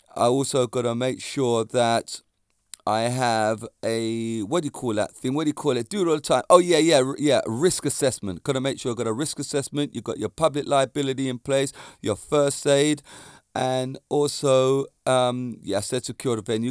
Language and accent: English; near Walton upon Thames, Surrey, South East England, United Kingdom; It's a place in Surrey, in my near my hometown